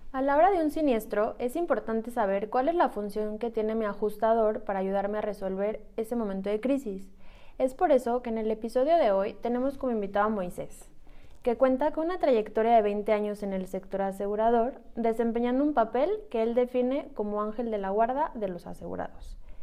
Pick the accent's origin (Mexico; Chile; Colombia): Mexico; Somos mujeres mexicanas